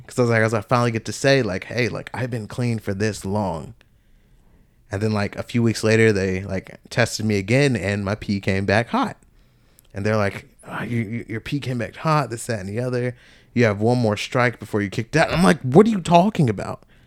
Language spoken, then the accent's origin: English; Georgia, United States; moved away as an adult; also born or lived in Tennessee; back down to Georgia, my hometown.